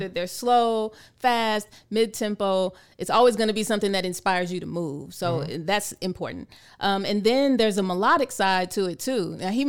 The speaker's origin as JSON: {"language": "English", "town": "San Antonio", "region": "Texas", "country": "United States", "tie": "born there", "said": "So I have to correct you because I was not born here. I was born actually on Lackland Air Force Base in San Antonio."}